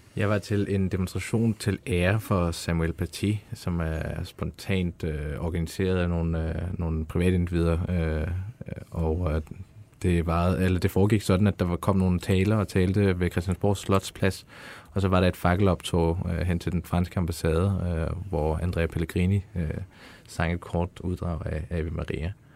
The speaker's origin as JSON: {"language": "Danish", "country": "Afghanistan", "moved": "yes", "lives_now": "Denmark", "said": "Jeg er fra Afghanistan."}